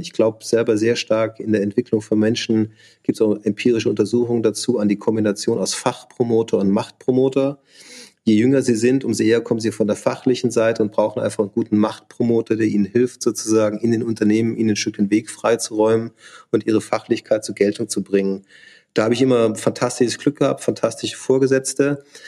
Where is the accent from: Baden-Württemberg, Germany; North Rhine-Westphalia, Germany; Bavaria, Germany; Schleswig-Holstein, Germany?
Bavaria, Germany; south of Munich; moved away as an adult; also born or lived in Augsburg / Schwäbisch Hall / Hamburg; ich bin im, im, in Bayern aufgewachsen, also im Süden von München